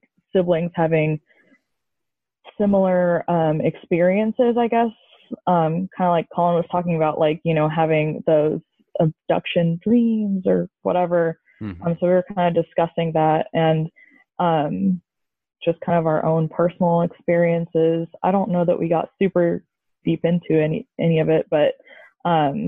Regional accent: Columbia, Missouri, United States; I am from Columbia, Missouri

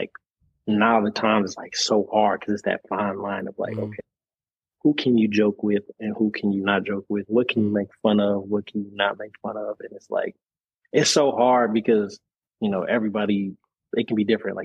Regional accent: Minneapolis, Minnesota, United States; I was born and raised in Minneapolis, so I'm a Minneapolis kid.

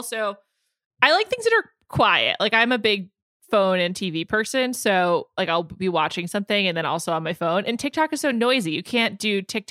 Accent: New York City, New York, United States; also born or lived in Chicago / San Francisco / Los Angeles; I know I sound like an ignorant northerner, but like, it's all I know, you know, I grew up in New York City.

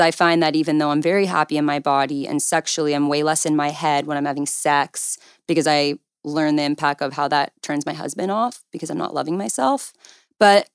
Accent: Calabasas, California, United States; I grew up in Calabasas, so I literally went to high school with, like, Kylie Jenner.

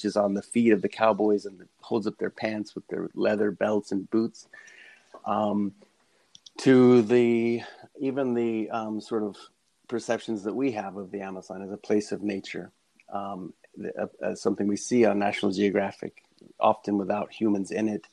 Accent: Texas, United States; moved away; I grew up in Texas

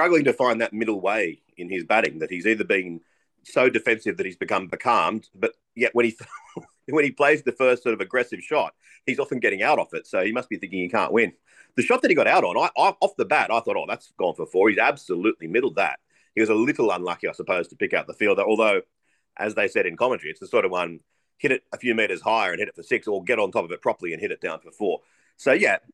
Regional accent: Australia; I'm an Australian

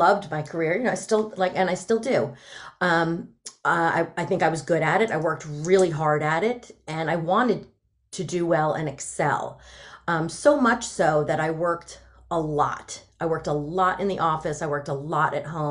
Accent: New Jersey, United States; also born or lived in Delaware; I'm from Jersey. I'm a Jersey girl

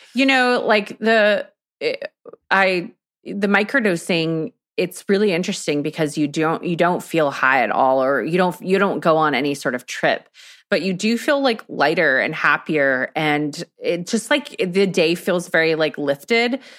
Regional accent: Texas, United States; I'm from Texas

